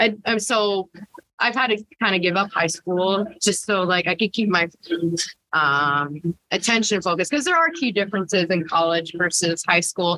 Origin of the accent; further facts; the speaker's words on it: Tucson, Arizona, United States; first language Spanish; English is a second language; also born or lived in Phoenix, Arizona; I'm born and raised out of Tucson, Arizona